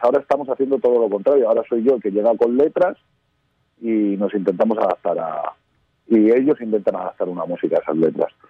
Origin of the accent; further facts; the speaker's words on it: Madrid, Community of Madrid, Spain; Parque Sur somos cinco amigos de Madrid, de casi 40 años